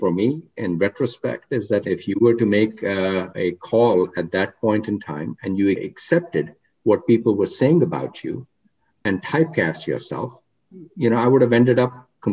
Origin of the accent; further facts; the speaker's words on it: India; moved away as an adult; also born or lived in Oregon; now in United States; when I was growing up in India